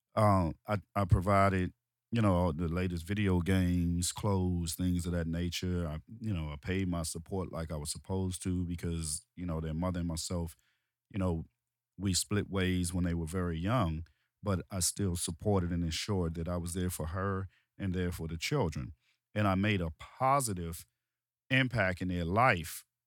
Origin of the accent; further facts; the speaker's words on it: Washington, District of Columbia, United States; I'm from Washington, D C, um, Southeast D C, um, Ward eight of Southeast D C